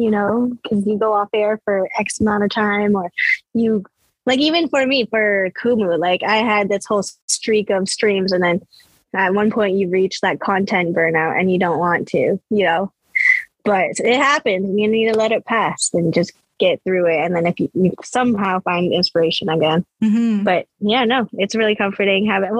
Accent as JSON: {"language": "English", "country": "Philippines", "said": "I know there's still lots to talk about, especially being Filipino."}